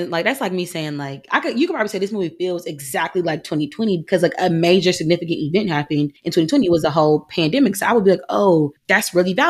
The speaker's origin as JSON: {"language": "English", "region": "Georgia", "country": "United States", "tie": "born or raised there", "moved": "yes", "lives_now": "California, United States"}